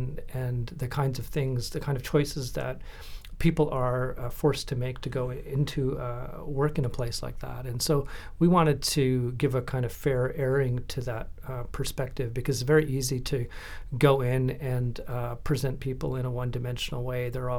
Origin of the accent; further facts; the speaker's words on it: Williams Lake, British Columbia, Canada; I grew up in Williams Lake. My father, my parents immigrated from India.